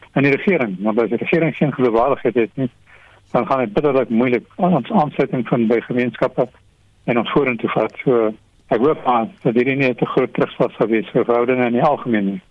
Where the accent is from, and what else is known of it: South Africa